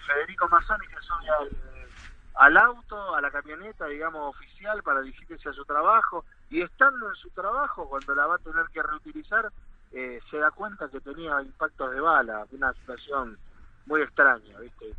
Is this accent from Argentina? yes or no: yes; El Bolsón, Río Negro, Argentina; desde mi terruño, están ustedes, yo soy de allá